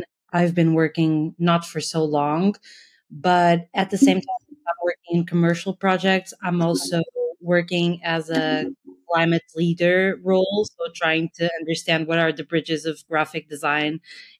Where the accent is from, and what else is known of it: Portugal